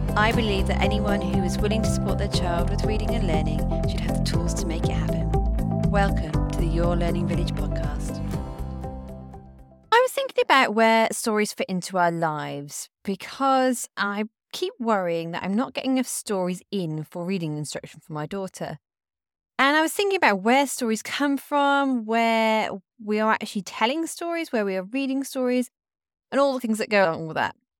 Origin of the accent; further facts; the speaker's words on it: United Kingdom; I come from the British culture.